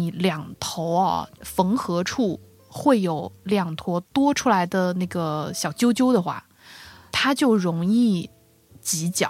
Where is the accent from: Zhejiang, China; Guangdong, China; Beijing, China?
Zhejiang, China; 可能因为我浙江人吧，